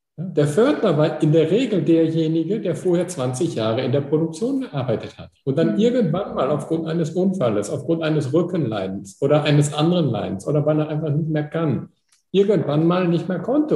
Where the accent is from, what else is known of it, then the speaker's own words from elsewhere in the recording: Pickelborn, Germany; ich komme aus Pickelborn